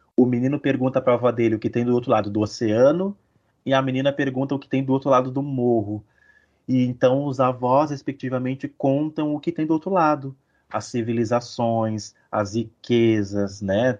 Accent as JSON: {"language": "Portuguese", "town": "São Leopoldo", "region": "Rio Grande do Sul", "country": "Brazil", "tie": "born or raised there", "said": "Eu sou de São Leopoldo, sou natural daqui, moro aqui ainda"}